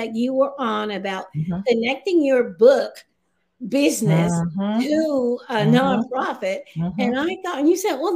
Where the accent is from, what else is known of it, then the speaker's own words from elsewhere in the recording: South Carolina, United States; moved away; I'm just a little country girl, a poor little girl from a family of 18 children, and I'm number 8. I'm from South Carolina